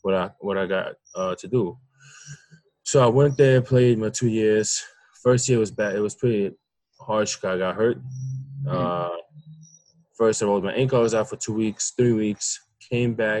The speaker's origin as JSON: {"language": "English", "town": "New York City", "region": "New York", "country": "United States", "tie": "born or raised there", "also_born_or_lived": "Russia", "lives_now": "East Meadow, United States", "said": "I'm from Brooklyn, New York. But I live right now in East Meadow, New York, on Long Island. Moved a couple of months ago. Came to this country when I was 7. I'm Russian."}